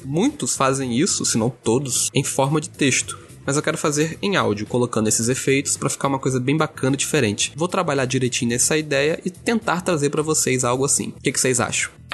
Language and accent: Portuguese; Campos dos Goytacazes, Rio de Janeiro, Brazil; now in Brasília, Brazil; pro Rio de Janeiro, para minha cidade natal, que é Campos dos Goitacazes